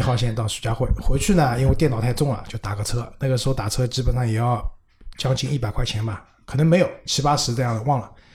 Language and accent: Chinese; Shanghai, China; 因为我上海人嘛，我们上海人不多